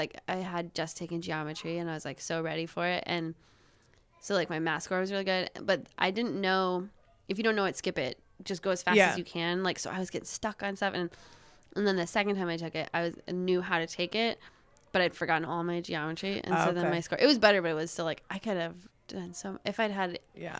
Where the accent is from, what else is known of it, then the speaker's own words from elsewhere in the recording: Bayfield, Wisconsin, United States; From Bayfield, Wisconsin.